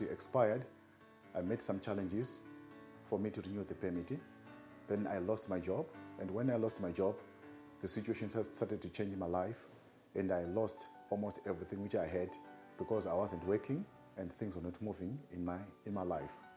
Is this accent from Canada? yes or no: no; Zimbabwe; moved away as an adult; now in South Africa; I'm from Zimbabwe.